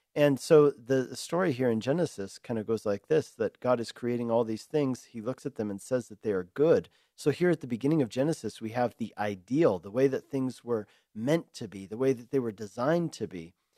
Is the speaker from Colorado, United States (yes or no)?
yes; Denver, Colorado, United States; moved away as an adult; also born or lived in Hungary; now in Longmont, United States; I grew up in Denver